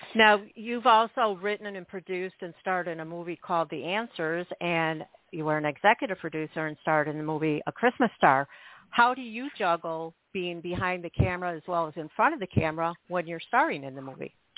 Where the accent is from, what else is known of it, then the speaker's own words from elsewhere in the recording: Chicago, Illinois, United States; me growing up in Chicago